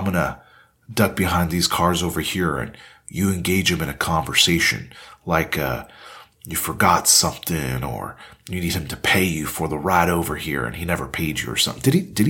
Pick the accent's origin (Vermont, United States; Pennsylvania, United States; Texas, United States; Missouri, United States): Texas, United States; I'm Texan.